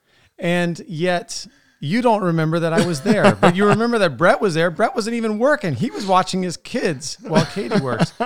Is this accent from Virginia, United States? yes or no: yes; Sterling, Virginia, United States; moved away; I grew up in Sterling